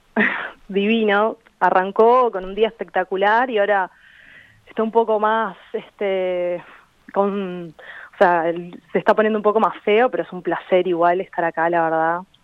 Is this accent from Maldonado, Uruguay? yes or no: yes; Maldonado, Uruguay; moved away as an adult; also born or lived in Buenos Aires, Argentina; yo viví toda mi infancia en Maldonado